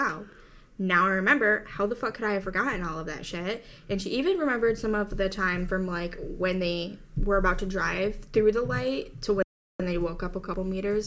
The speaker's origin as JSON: {"language": "English", "country": "United States", "tie": "born or raised there", "said": "I grew up in America."}